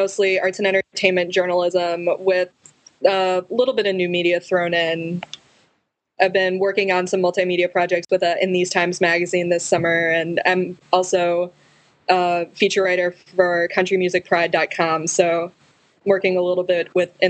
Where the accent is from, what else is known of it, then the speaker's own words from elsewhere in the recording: Chicago, Illinois, United States; moved away as an adult; now in Columbia, United States; I'm originally from the Chicago area, but I spend a good portion of the year in Columbia, Missouri, where I'm finishing my last year at the University of Missouri.